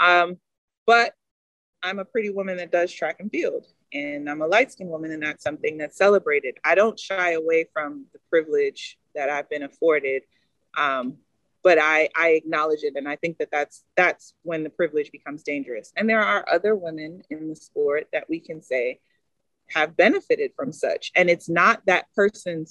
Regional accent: United States; also born or lived in Texas; an American athlete

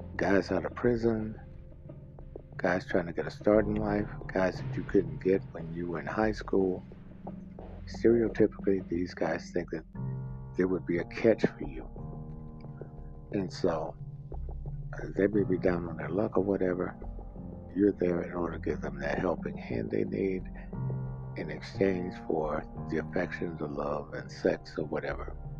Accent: Mississippi, United States; accent: southern; it used to shock everybody when I told them I was from Mississippi. I did get the uh, hint of southern accent I have

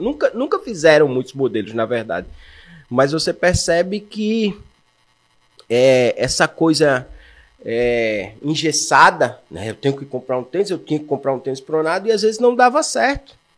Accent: Maceió, Alagoas, Brazil; moved away as an adult; also born or lived in Curitiba; now in João Pessoa, Brazil; Eu sou alagoano, eu fui aluno marista de Maceió

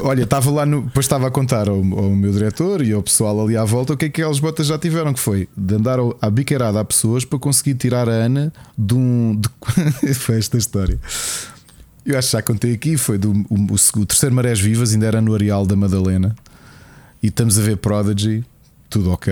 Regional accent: Lisbon, Portugal; na rua onde eu, onde eu cresci, não é? lá nos Olivais

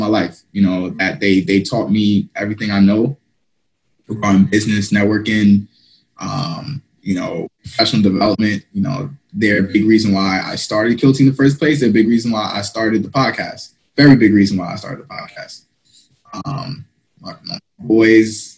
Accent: Valley Stream, New York, United States; also born or lived in Brooklyn, New York; I grew up in New York, right outside New York City

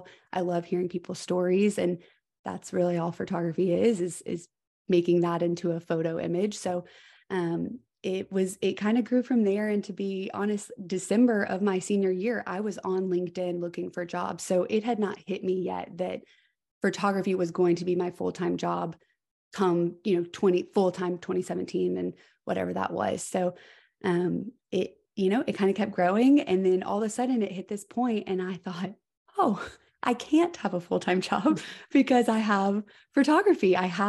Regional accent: Georgia, United States; It is so nice for people to say, where are you from? Immediately I can go into, you know, being from Georgia, moved mm-hmm. here.

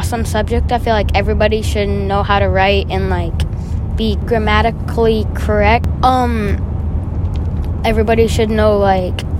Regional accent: Arizona, United States; I was raised in Arizona. I grew up in Arizona, and it's my home state

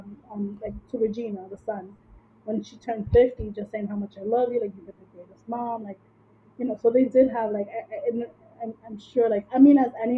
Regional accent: New York City, New York, United States; we grew up in Washington Heights, Manhattan

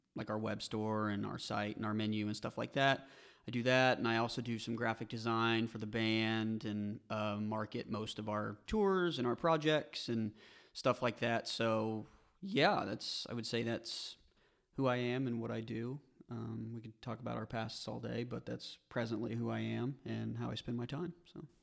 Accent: Joplin, Missouri, United States; I was born in Joplin, went to Pearl Junction High School with these two gentlemen sitting across from me right now

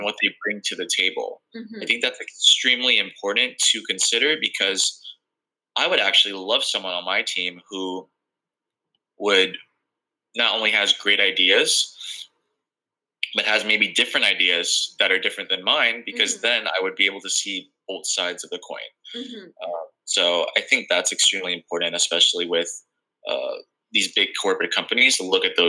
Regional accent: Philippines; Because I'm Filipino

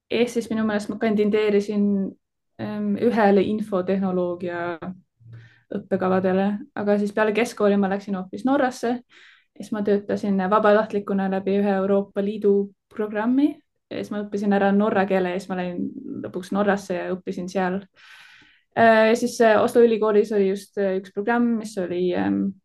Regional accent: Tallinn, Harju County, Estonia; now in Delft, Netherlands; ma kasvasin üles Tallinnas

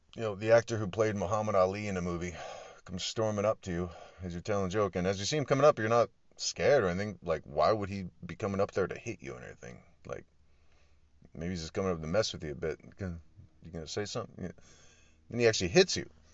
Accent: Jacksonville, Florida, United States; I was born in Jacksonville, Florida

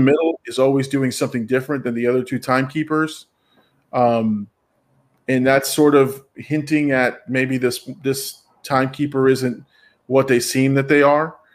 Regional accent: Florida, United States; We're from Florida

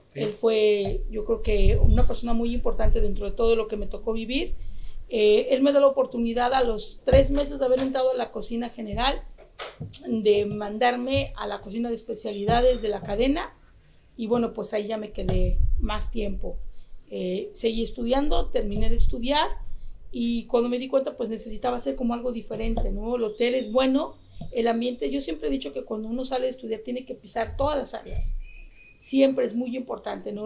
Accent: Mexico; nosotros como mexicanos

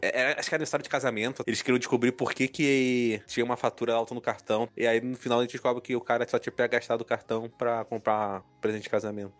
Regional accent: Rio de Janeiro, Brazil

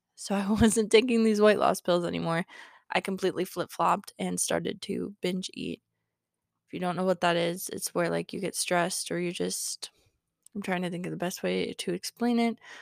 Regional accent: Wyoming, United States; I grew up in Wyoming

